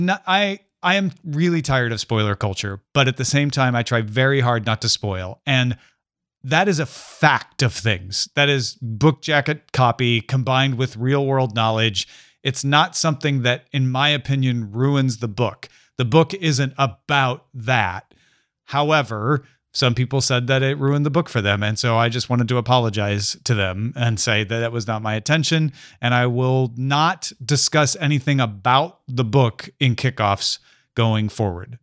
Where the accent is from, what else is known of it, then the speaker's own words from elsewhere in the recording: Southern Illinois, United States; I grew up in Southern Illinois